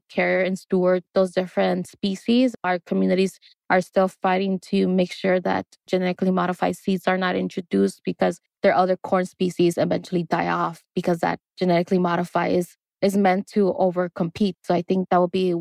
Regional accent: Los Angeles, California, United States; also born or lived in Oaxaca, Mexico / El Salvador; I grew up in Los Angeles and I grew up visiting my maternal lands in Oaxaca, Mexico

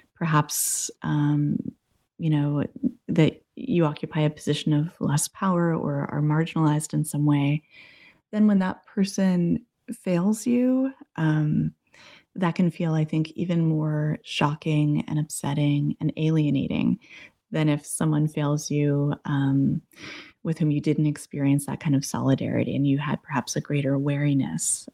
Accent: New England, United States; moved away as an adult; also born or lived in Massachusetts / Boston / Arizona; I grew up in New England, went to college

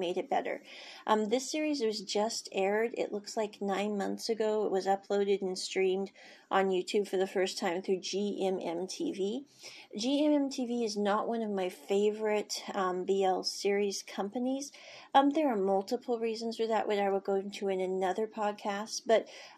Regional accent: Kansas, United States; moved away; I was born in Kansas

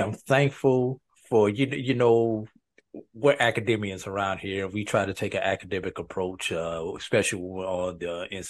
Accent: St. Louis, Missouri, United States; I grew up in St. Louis, Missouri.

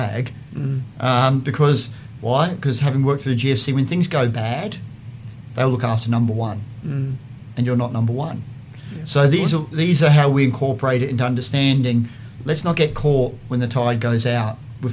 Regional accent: Queensland, Australia; also born or lived in Boston / London; I grew up in Queensland

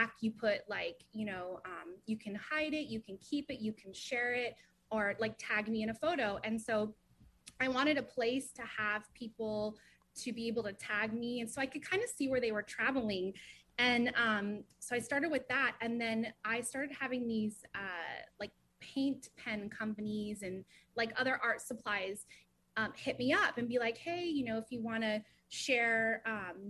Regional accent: Ventura County, California, United States; moved away as an adult; now in North Hollywood, United States; I grew up actually in Ventura County

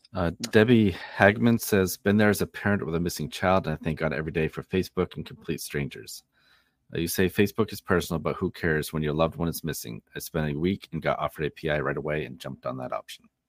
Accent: Leeds, Maine, United States; also born or lived in Belgrade, Maine; I grew up in Leeds. Um, I live in Belgrade

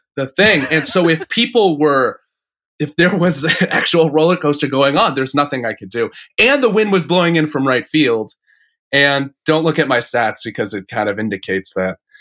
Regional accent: Phoenix, Arizona, United States; I grew up in Phoenix wearing, like, Mets gear

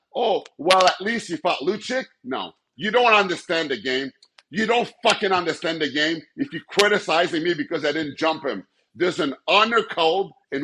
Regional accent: Montreal, Quebec, Canada; also born or lived in Edmonton; Montreal's my hometown

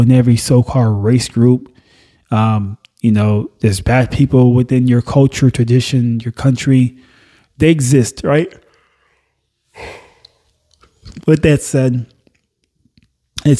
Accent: Nassau, Bahamas; also born or lived in Haiti (parents); now in United States; I wasn't born in the U.S. Mm-mm. I was born in Nassau, Bahamas.

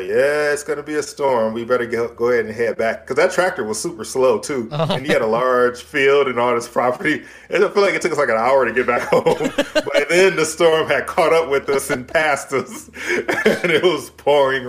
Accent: Michigan, United States; moved away; growing up in Michigan

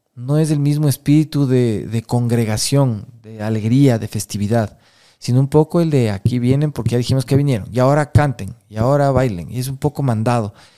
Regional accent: Quito, Pichincha, Ecuador; como quiteño

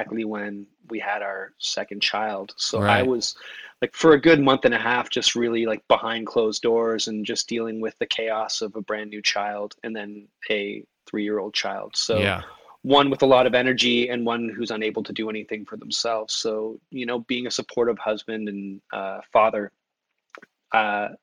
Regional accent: Toronto, Ontario, Canada; I grew up in Toronto, where it's a really multicultural city

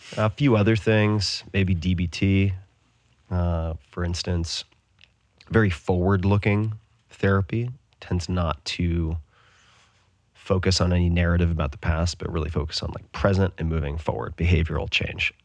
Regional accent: Austin, Texas, United States; also born or lived in Bay Area; my hometown of Austin

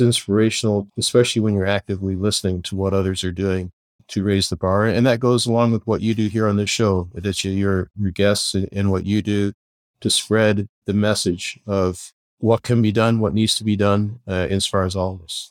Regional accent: Kingston, Ontario, Canada; moved away as an adult; also born or lived in Belfast, Northern Ireland; now in San Diego, United States; we moved across the pond, as they say, to Canada and found ourselves living in Kingston, Ontario, Canada, and lived there for my, the rest of my schooling

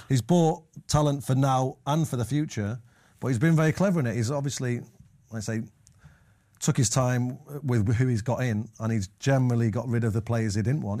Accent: Manchester, North West England, United Kingdom; growing up in Manches-, Manchester

